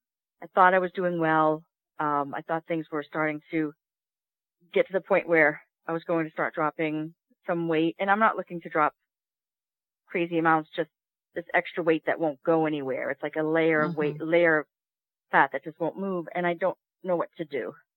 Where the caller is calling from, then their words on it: Massachusetts, United States; I'm calling from Massachusetts.